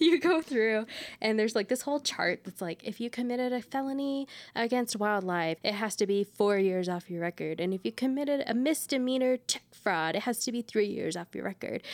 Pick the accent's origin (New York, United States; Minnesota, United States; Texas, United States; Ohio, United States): Texas, United States; now in Colorado, United States; we grew up in Texas together